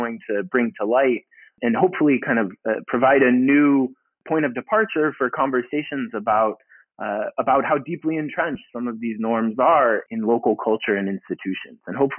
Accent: St. Louis, Missouri, United States; I grew up in St. Louis, Missouri

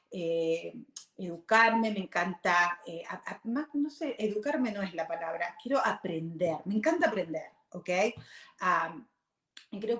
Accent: Argentina; moved away as an adult; now in Virginia, United States; yo vine de Argentina cuando tenía 18 años, ahora tengo 48, o sea, hace años, 30 años atrás, va a ser, uh, ¿ok? Ah, cuando vine, ah, vine a Virginia

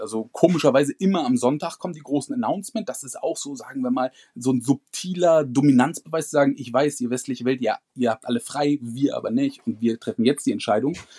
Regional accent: Germany; bei uns in Deutschland

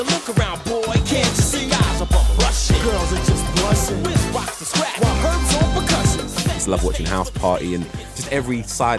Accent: London, United Kingdom; I grew up in Holloway, and at the time, we didn't have a lot.

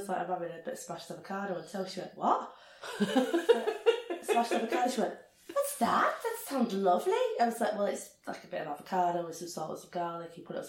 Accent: Rochdale, North West England, United Kingdom; born or raised there

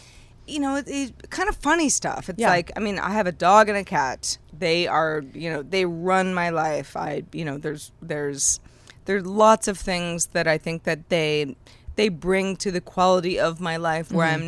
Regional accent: California, United States; I'm from California

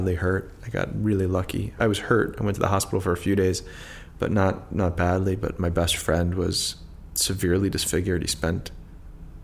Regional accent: Washington, District of Columbia, United States; I grew up in Northwest, so the city's divided into four quadrants

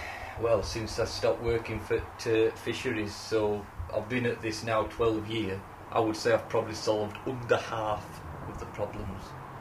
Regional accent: Yorkshire and the Humber, United Kingdom; Plus, I'm from the Rother Valley.

